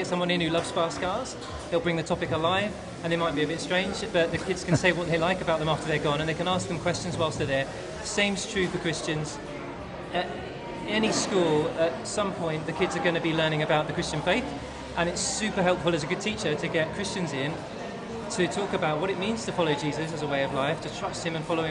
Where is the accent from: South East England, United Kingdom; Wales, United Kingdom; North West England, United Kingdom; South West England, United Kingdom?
South West England, United Kingdom; Bournemouth; I'm from Bournemouth